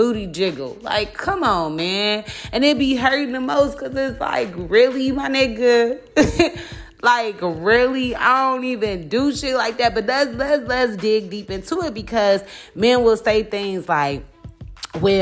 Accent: Chicago, Illinois, United States; I'm from Chicago and am a part of, like, the quote-unquote art scene

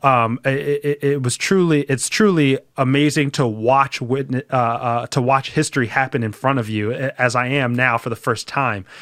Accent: Philadelphia, Pennsylvania, United States; I grew up in the city of Philadelphia. I grew up in Roxborough, though, which is, like, on the outskirts.

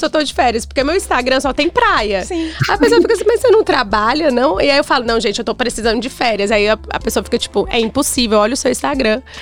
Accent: Brazil; a única brasileira no bar

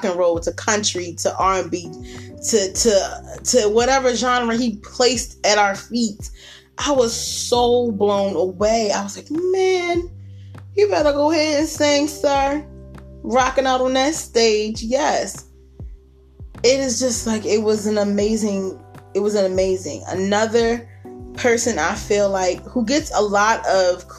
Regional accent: Baltimore, Maryland, United States; born or raised there

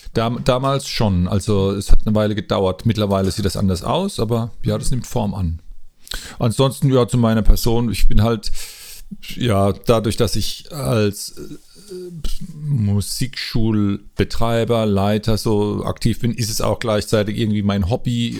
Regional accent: Mannheim, Baden-Württemberg, Germany; moved away as an adult; now in Rimbach, Germany; Ich bin eigentlich ein Mannheimer oder ein Mannemer, wie man sagt. Und äh, ich hab, seit 2000 lebe ich hier im Odenwald in Rimbach

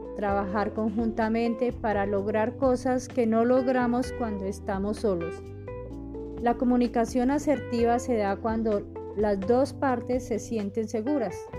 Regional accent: Villeta, Cundinamarca, Colombia; Soy de Biota, Cundinamarca

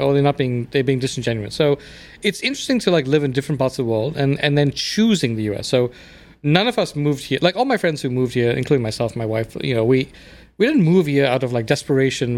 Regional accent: South Africa; moved away as an adult; also born or lived in England / India (ancestry); now in United States; I grew up in South Africa, where I was raised

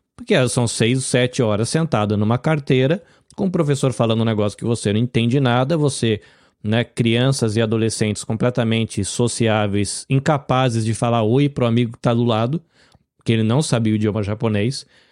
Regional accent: Brazil; now in Japan; Eu sou brasileiro, vivo no Japão

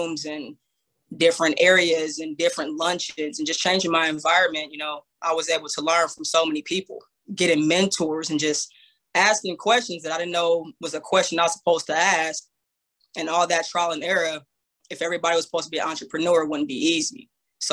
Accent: Banning, California, United States; I'm from the Inland Empire, a city called Banning, California.

